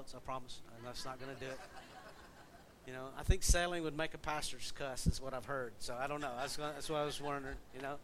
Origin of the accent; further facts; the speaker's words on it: the South, United States; accent: southern; all of us from down south, oil is oil. Because that's our accent.